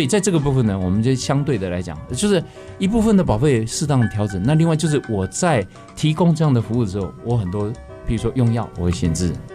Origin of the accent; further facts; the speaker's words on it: Taiwan; 我们中国人的台湾这边的社会